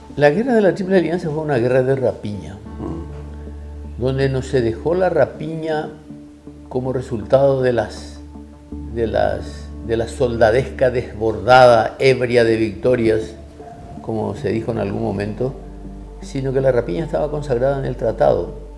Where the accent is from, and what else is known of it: Paraguay